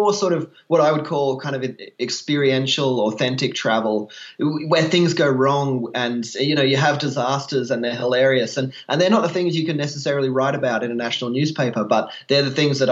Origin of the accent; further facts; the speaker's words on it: Queensland, Australia; I grew up in Queensland